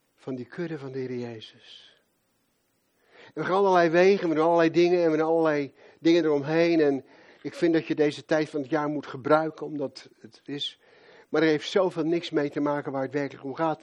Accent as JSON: {"language": "Dutch", "town": "Rotterdam", "region": "South Holland", "country": "Netherlands", "moved": "yes", "said": "Als Rotterdammer"}